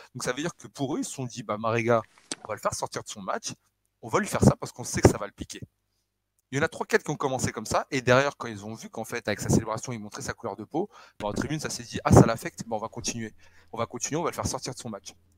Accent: Northern Portugal, Portugal; je suis du Nord

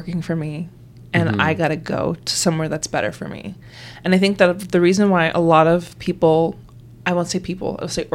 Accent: Canada; I'm Canadian born

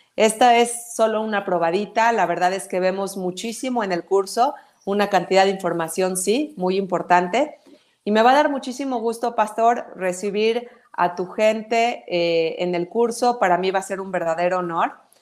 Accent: Mexico; somos mexicanos, primero que nada, esa es nuestra principal lealtad

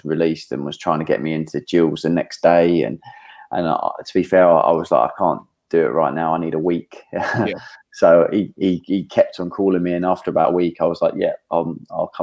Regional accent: Guildford, South East England, United Kingdom; also born or lived in Middlesbrough; I was born up in Middlesbrough. I was 2 weeks old when moved down to sort of Guildford.

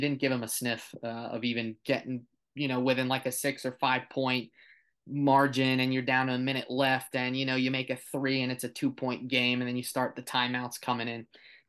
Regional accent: Florida, United States; we're from Florida

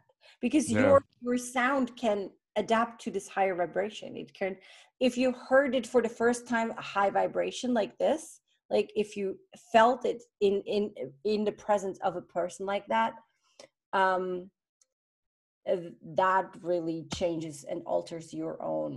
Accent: Switzerland; I was born in Switzerland

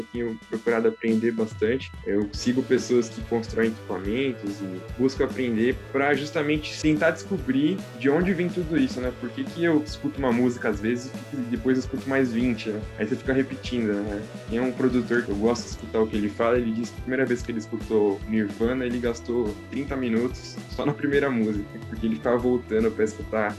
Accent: São Paulo, Brazil; Eu sou de São Paulo, aqui da Zona Sul

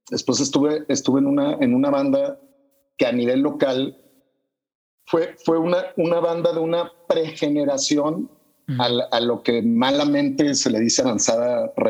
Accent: Panama; vengo de Panamá

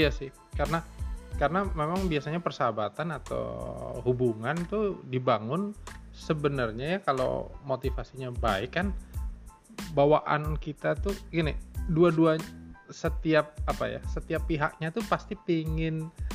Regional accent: Rumbai, Riau, Indonesia; born or raised there

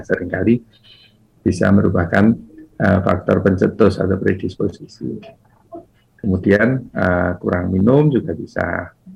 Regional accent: Java, Indonesia; kita orang Jawa

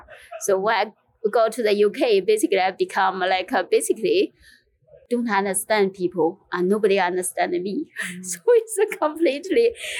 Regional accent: China; Actually, I have completely different background with all of you because I grew up in China.

